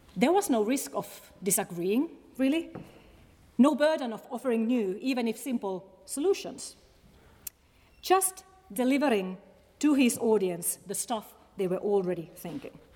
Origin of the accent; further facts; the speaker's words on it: Finland; English is a second language; moved away as an adult; now in Scotland, United Kingdom; I'm indeed a Finn